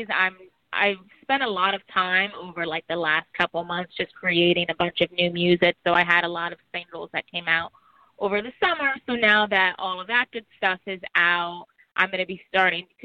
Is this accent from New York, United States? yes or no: yes; New York City, New York, United States; born there; also born or lived in New Jersey; So I was born in New York City, um, in Harlem, Hell's Kitchen, and then my family eventually relocated to New Jersey for a while.